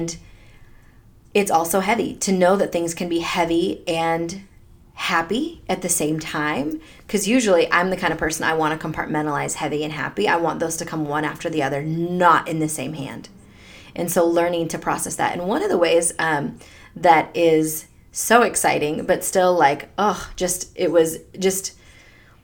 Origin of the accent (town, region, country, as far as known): United States; born or raised there; also born or lived in Delhi, India